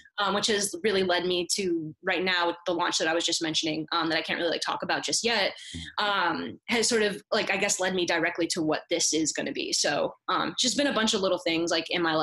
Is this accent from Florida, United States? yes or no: yes; South Florida, United States; I'm from Florida, South Florida